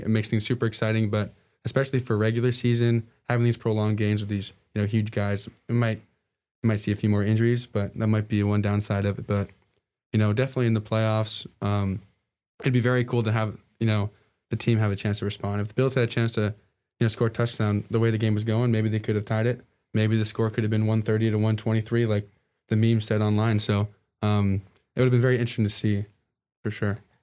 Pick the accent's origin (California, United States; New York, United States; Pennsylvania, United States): New York, United States; moved away; I'm from New York originally